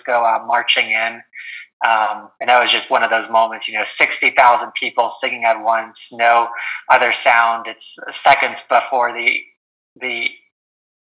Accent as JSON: {"language": "English", "town": "Denver", "region": "Colorado", "country": "United States", "said": "I'm from the Denver area"}